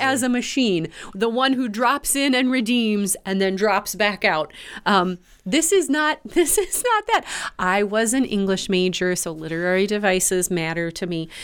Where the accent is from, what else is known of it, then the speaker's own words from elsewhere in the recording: Grand Forks, North Dakota, United States; Grand Forks built back, my hometown built back